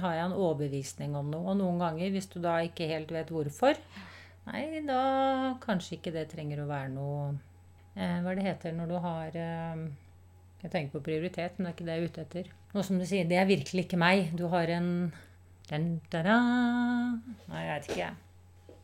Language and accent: Norwegian; Oslo, Norway; jeg vokste opp i Tante Ulriks vei